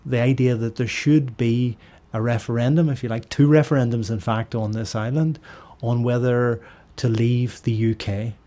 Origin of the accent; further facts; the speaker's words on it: Derry, Northern Ireland, United Kingdom; now in Belfast, United Kingdom; I live in Belfast, but I'm from Derry in the Northwest. When I was growing up, without giving away my age here, in the seventies and eighties, we could see the border